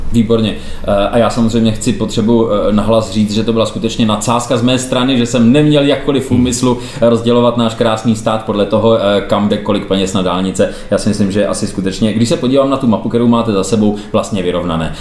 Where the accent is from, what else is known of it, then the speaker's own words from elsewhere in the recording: Bohemia, Czechia; my ji budeme jako Češi tolerovat.